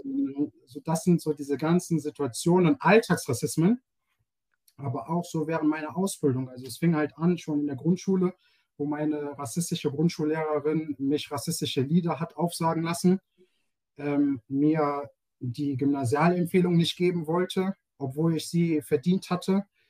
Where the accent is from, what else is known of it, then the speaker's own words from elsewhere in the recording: Germany; Ich bin in Deutschland geboren als, ähm, als äh, POC, ähm, hm, als Black Person in Germany, äh, Afro-German. Und ähm, ich fühle mich als Deutscher